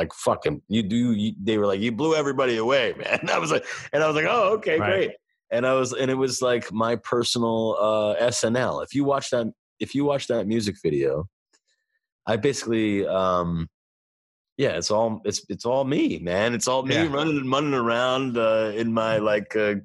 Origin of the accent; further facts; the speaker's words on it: New York City, New York, United States; I'm from Brooklyn